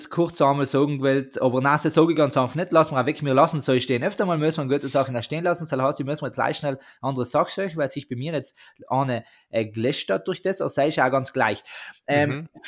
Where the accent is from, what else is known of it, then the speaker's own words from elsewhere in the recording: South Tyrol, Italy; Almenlandschaften bei uns in Südtirol sind einfach...